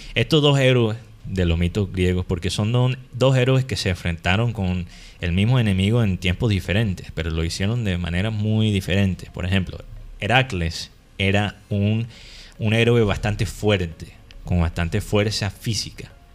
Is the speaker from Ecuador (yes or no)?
no; Caribbean coast, Colombia